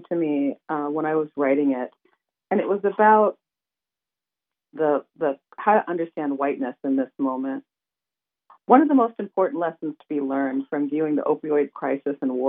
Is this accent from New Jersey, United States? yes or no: no; Erie, Pennsylvania, United States; I grew up in Western Pennsylvania, which is in Erie, Pennsylvania